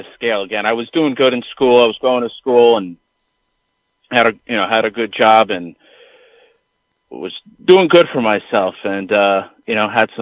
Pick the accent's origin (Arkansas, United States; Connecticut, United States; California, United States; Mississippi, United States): Connecticut, United States; growing up in Connecticut and, you know, the mid-90s